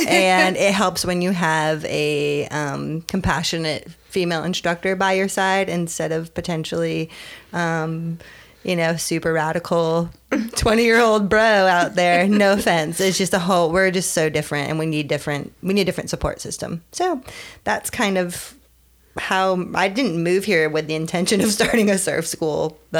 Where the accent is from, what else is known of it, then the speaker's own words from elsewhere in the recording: Connecticut, United States; moved away as an adult; also born or lived in California; now in Wrightsville Beach, United States; I'm from Connecticut. Oh. Yeah, it's interesting. Yeah, from Connecticut on a horse farm.